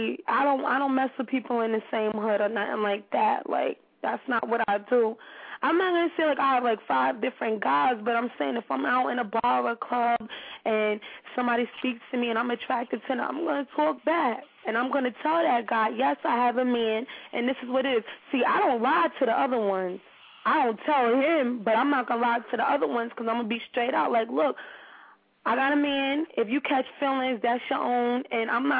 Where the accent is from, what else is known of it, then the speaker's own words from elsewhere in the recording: New York City, New York, United States; I'm from Harlem